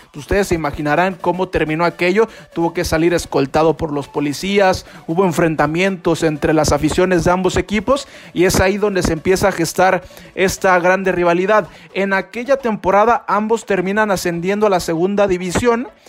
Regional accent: Mexico; now in Guadalajara, Mexico; para los que somos de México y estamos aquí en Guadalajara

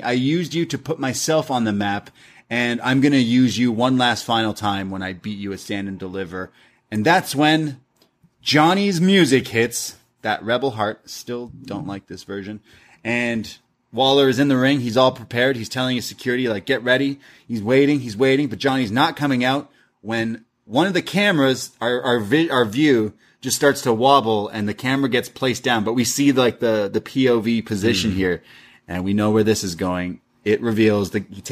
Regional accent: Canada; I'm Canadian

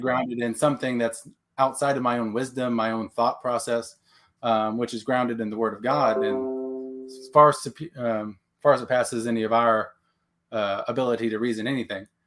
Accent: Texas, United States; now in Oklahoma, United States; Texan Okie. So I was raised in Texas, born, now in Oklahoma

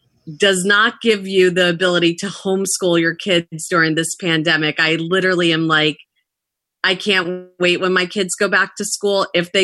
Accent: New Jersey, United States; also born or lived in Queens, New York; I'm in Basking Ridge, New Jersey. We've been here 14 years. I love it. I was born in Queens when my parents and older brother immigrated from Russia. And then they moved to Jersey, and I've been a Jersey girl ever since.

